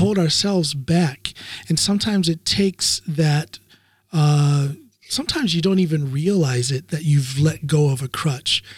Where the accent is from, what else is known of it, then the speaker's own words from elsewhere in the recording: United States; now in Norway; As an American power lifter living in Norway